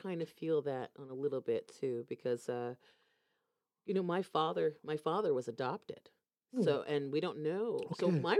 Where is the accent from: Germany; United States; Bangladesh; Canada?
United States; Florida; moved away as an adult; also born or lived in Indianapolis, Indiana; now in Norway; Even though I was born in Indianapolis, I grew up in Florida